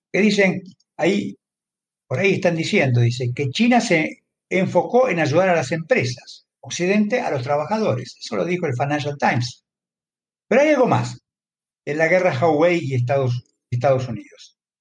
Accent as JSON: {"language": "Spanish", "country": "Argentina", "said": "En mi país, por ejemplo, en Argentina"}